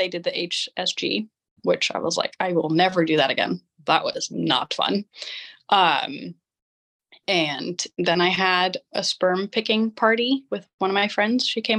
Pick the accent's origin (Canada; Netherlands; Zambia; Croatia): Netherlands; Amsterdam, North Holland; Holland, Amsterdam.